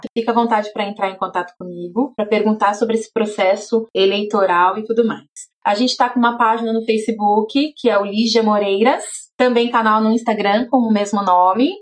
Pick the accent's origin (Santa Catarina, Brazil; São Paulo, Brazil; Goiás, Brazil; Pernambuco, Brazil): São Paulo, Brazil; São Bernardo do Campo; Eu cresci em São Bernardo do Campo, eu vi a militância crescendo do meu lado